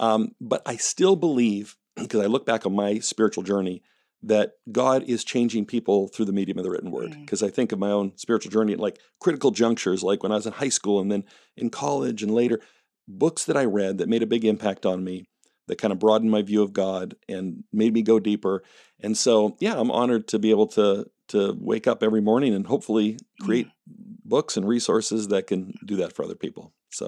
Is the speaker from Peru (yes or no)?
no; Canada; moved away as an adult; now in United States; So I grew up in Canada. Although my accent is mostly gone, I think.